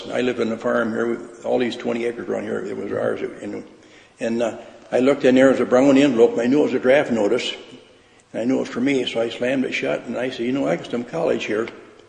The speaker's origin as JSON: {"language": "English", "town": "Byron Center", "region": "Michigan", "country": "United States", "tie": "born or raised there", "said": "I was born basically right in Byron Center here."}